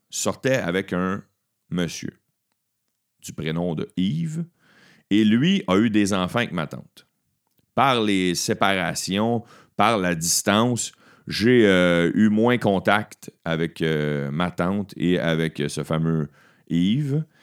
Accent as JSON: {"language": "French", "town": "Beauharnois", "region": "Quebec", "country": "Canada", "tie": "born or raised there", "said": "la Maison des Jeunes euh, de mon village natal, là où j'ai travaillé"}